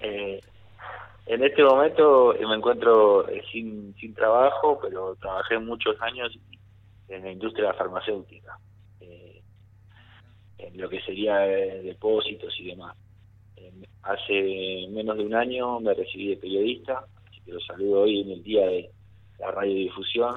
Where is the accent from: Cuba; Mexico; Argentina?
Argentina; Merlo, Buenos Aires Province; yo soy de Mariana Costa, Merlo